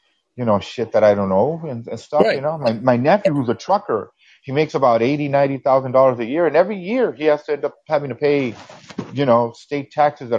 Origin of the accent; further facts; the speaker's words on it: United States; as an American